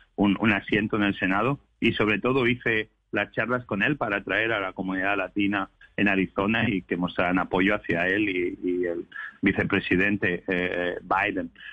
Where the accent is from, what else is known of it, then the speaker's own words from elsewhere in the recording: Spain; now in United States; yo vengo de España